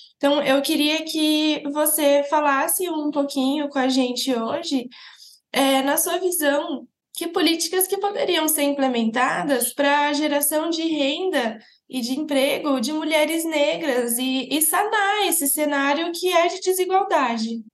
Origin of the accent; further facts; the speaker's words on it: Araraquara, São Paulo, Brazil; sou de Araraquara, do interior de São Paulo